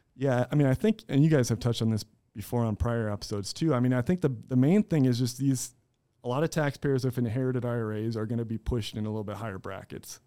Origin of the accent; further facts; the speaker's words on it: Fort Dodge, Iowa, United States; I'm born and raised in Fort Dodge